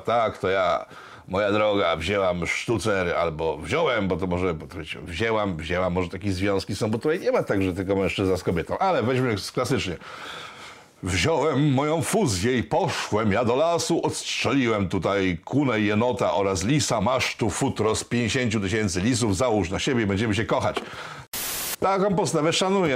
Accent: Łódź, Łódź Voivodeship, Poland; Jestem prostym chłopakiem z Łodzi

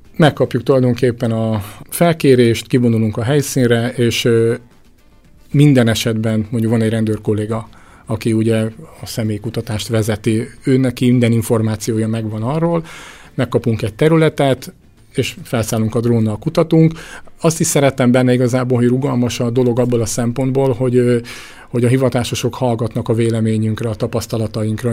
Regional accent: Orosháza, Békés, Hungary; én orosházi vagyok, ha riasztanak, sokszor járom a megyét

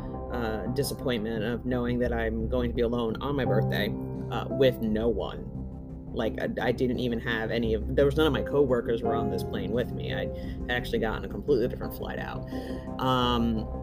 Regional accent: the South, United States; I'm from the South

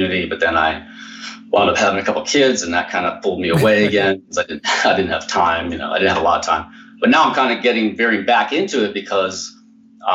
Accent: New York, Pennsylvania, United States; I grew up here in New York, Pennsylvania

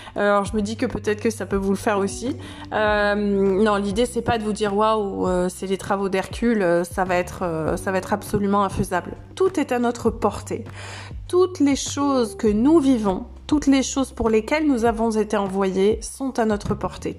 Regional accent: Saintes-Maries-de-la-Mer, Provence-Alpes-Côte d'Azur, France; dans un village dans lequel j'ai grandi, les saintes maries de la mer la capitale de la Camargue.

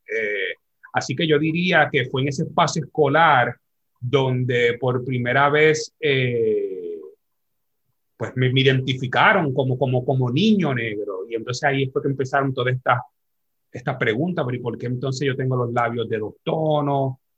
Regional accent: San Juan, Puerto Rico; nacido criado aquí en Barrio Obrero

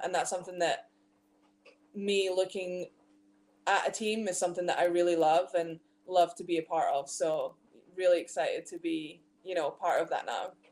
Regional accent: Scotland, United Kingdom; moved away as an adult; also born or lived in Leicester, England; I grew up playing exclusively in Scotland, um, all throughout like my youth basketball, like with being at Tayside Musketeers

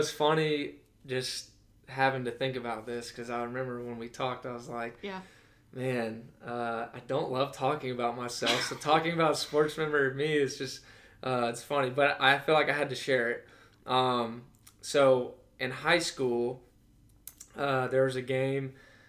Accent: Birmingham, Alabama, United States; But I am from Alabama. That's where my roots are. Grew up in Birmingham.

